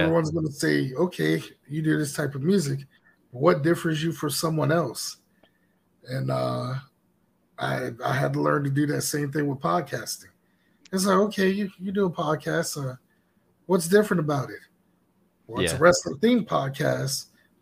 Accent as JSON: {"language": "English", "region": "South Carolina", "country": "United States", "tie": "born or raised there", "moved": "as an adult", "said": "my hometown of South Carolina"}